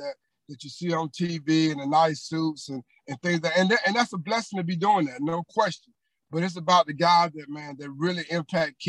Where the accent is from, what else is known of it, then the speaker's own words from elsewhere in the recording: Georgia, United States; moved away as an adult; now in Cincinnati, United States; I'm from Georgia